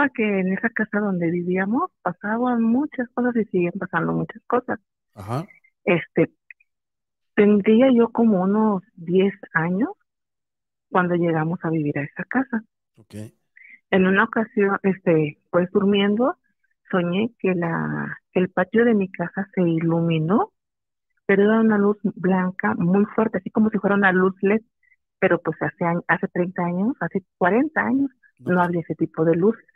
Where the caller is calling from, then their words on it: Guerrero, Mexico; Del estado de Guerrero.